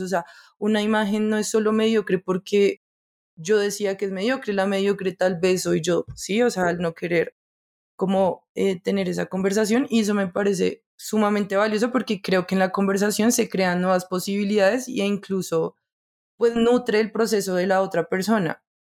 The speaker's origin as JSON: {"language": "Spanish", "country": "Colombia", "said": "como colombianos"}